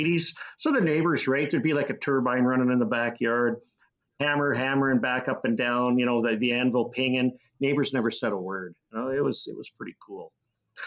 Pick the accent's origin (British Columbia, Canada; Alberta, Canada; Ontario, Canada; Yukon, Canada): Alberta, Canada; Lethbridge; But I grew up in Lethbridge. It was a nice place to grow up